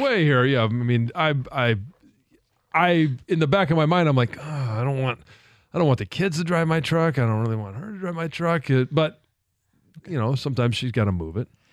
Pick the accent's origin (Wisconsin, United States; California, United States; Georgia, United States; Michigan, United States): Michigan, United States; Detroit; moved away; I wanted to come home